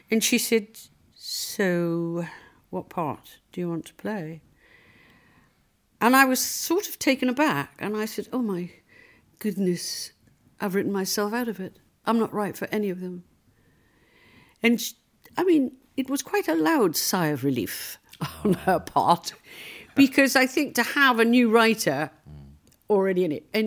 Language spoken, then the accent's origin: English; Liverpool, North West England, United Kingdom; Well, the reality was, you know, I came from Liverpool. I was short with red hair.